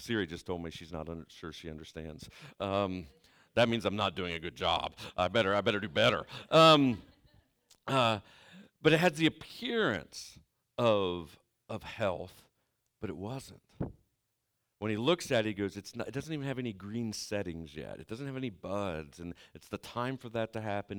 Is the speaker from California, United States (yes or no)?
no; Southeastern Ohio, United States; I'm from Southeastern Ohio